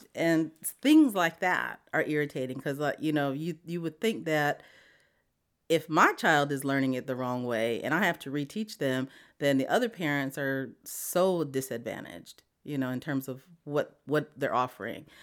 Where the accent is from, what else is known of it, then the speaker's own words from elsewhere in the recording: Wamblee, South Dakota, United States; moved away as an adult; now in Montgomery, United States; I grew up on the Pine Ridge Indian Reservation in a little town called Wombley.